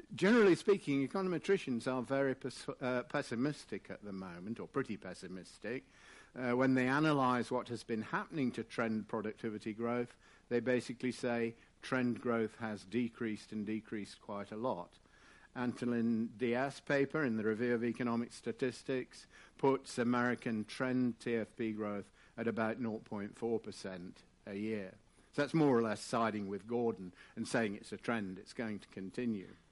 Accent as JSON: {"language": "English", "region": "England", "country": "United Kingdom", "said": "I am English"}